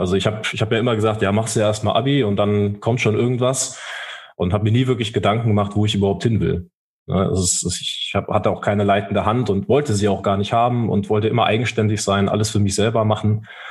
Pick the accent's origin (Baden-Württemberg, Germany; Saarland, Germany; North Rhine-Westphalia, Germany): Saarland, Germany; also born or lived in Rhineland-Palatinate; ich bin groß, groß geworden in Rheinland-Pfalz, aber meine Mutter ist dann mit uns ins Saarland gegangen und ich habe mir dann auch diese saarländische Identität auch angeeignet